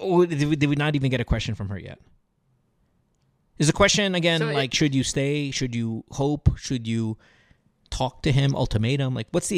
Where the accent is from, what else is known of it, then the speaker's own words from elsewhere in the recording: India; Yeah, you know, I get it. I'm Indian too. So not that we pursue any of this shit. I'm not that Indian, but I am familiar enough with the custom.